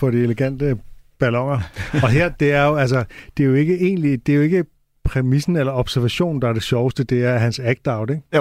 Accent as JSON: {"language": "Danish", "region": "England", "country": "United Kingdom", "said": "Jeg er fra England. I kan ikke ramme mig."}